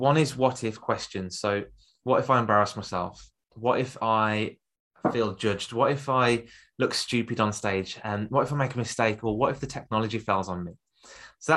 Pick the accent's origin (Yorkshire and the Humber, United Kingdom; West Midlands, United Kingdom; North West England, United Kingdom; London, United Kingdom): West Midlands, United Kingdom; Birmingham; accent: Birmingham; I've got a Birmingham accent